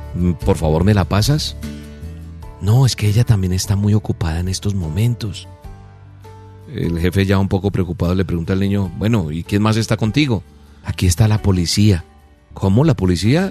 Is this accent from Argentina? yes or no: no; Colombia; soy colombiano